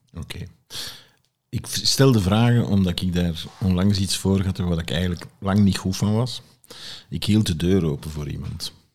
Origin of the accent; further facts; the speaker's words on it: Flanders, Belgium; bij ons in Vlaanderen